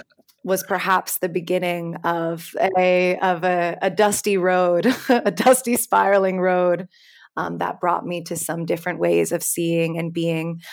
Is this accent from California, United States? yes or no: no; New York City, New York, United States; growing up in New York City around eleven, twelve